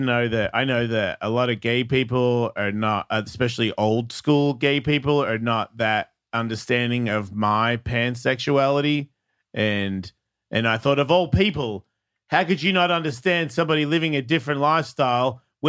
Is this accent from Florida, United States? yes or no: yes; Tampa, Florida, United States; Like, you don't even know, man. I'm from Tampa.